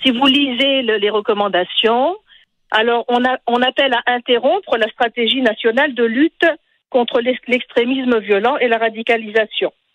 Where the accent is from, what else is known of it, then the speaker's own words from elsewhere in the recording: Tunisia; je suis tunisienne.